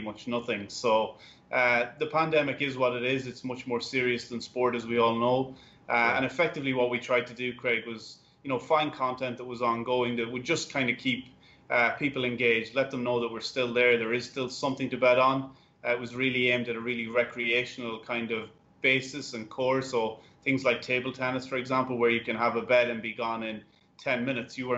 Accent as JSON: {"language": "English", "country": "Ireland", "moved": "yes", "lives_now": "United States", "said": "I'm Irish."}